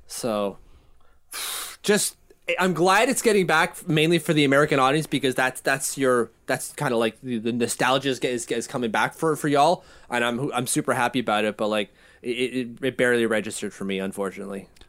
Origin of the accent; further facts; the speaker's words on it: Canada; as a Canadian